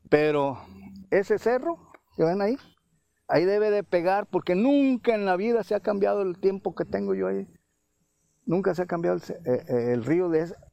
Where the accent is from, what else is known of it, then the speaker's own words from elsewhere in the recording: Colima, Mexico; born there; moved away; Yo tengo 50, 60 años aquí. Nací en Colima y me trajeron a tirar acá.